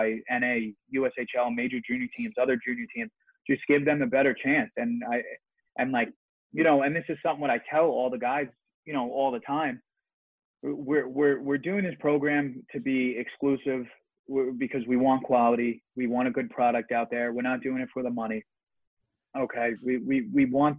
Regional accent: New York City, New York, United States; I grew up with him in Staten Island and everything

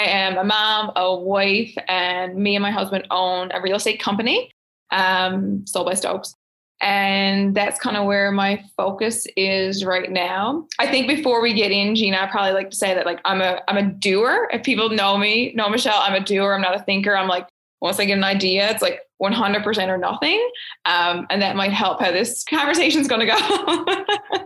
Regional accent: Fogo Island, Newfoundland and Labrador, Canada; I'm from Fogo Islands, like small town girl

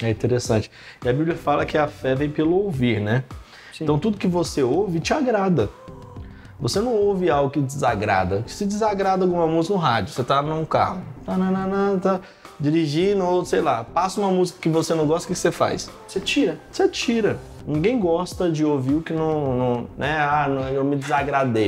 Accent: Carmo do Rio Claro, Minas Gerais, Brazil; moved away as an adult; also born or lived in São Paulo; quando eu tinha 14 para 15 anos, lá no interior de, de Minas Gerais, cidade chamada Carmo do Rio Claro

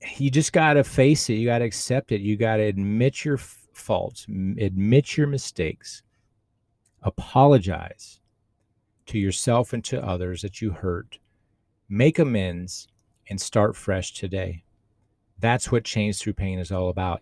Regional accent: Austin, Texas, United States; I grew up in Austin, Texas in the eighties, born in the seventies

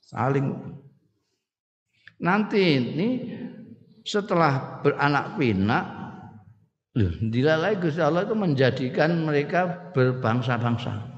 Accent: Indonesia; orang Sunda itu bicaranya sudah beda dengan kita orang Jawa sini

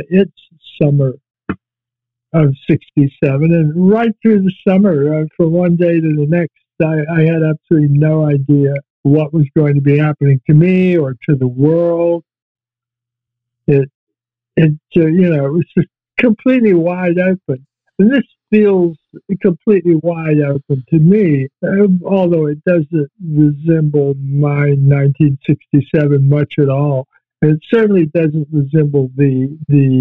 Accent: Virginia, United States; moved away as an adult; also born or lived in Toronto, Canada / Vancouver, Canada; I had gone to Toronto from my hometown in Virginia

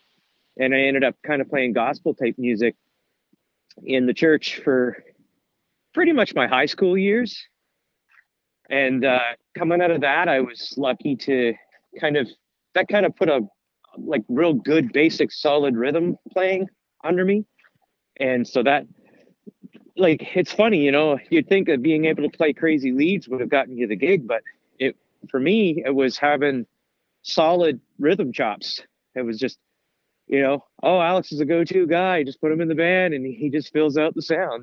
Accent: New Brunswick, Canada; also born or lived in Dalhousie, New Brunswick / Saint John, New Brunswick / Fredericton, New Brunswick / Moncton, New Brunswick; I'm a 100% New Brunswicker. I was born in the North Shore, which is up in the Bay of Chaleur, like Charlotte, Dalhousie. Grew up in St. John and Fredericton.

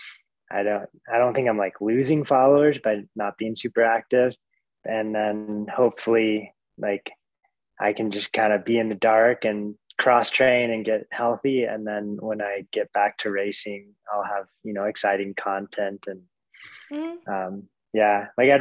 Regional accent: Fairbanks, Alaska, United States; now in Anchorage, United States; I grew up in Fairbanks, Alaska

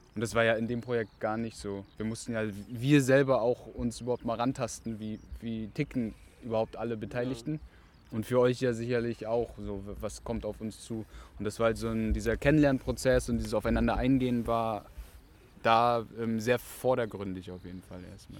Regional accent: Rostock, Mecklenburg-Vorpommern, Germany; now in Berlin, Germany; ich bin in Rostock geboren und bin dort aufgewachsen

